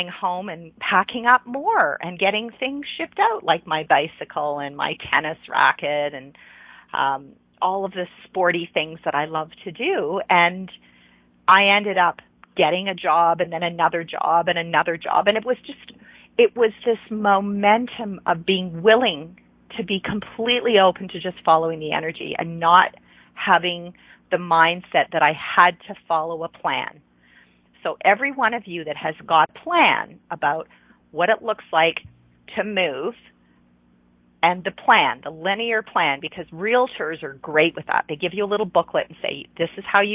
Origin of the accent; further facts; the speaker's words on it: Ontario, Canada; moved away as an adult; I lived in Eastern Canada. I lived in Ontario. I grew up in Ontario